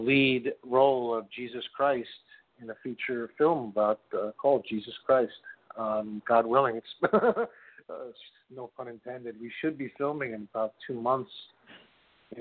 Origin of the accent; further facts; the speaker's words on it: New York, United States; I'm from New York, currently living in Jackson Heights